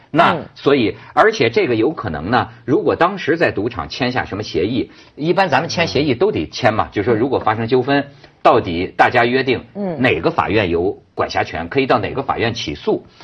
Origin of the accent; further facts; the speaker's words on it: China; 我作为一个中国人